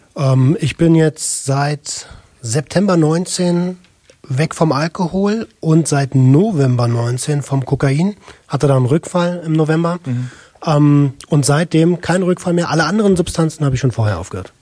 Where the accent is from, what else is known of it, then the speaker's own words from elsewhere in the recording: Berlin, Germany; ich komme aus Berlin, habe mhm. ähm, als äh, Jugendlicher relativ perspektivlos gelebt